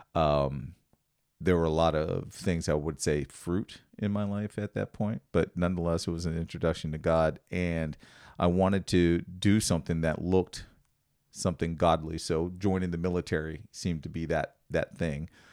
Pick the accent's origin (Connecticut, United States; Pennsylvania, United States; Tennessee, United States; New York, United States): Pennsylvania, United States; Washington; moved away; I grew up in Washington, Pennsylvania, which is right outside of Pittsburgh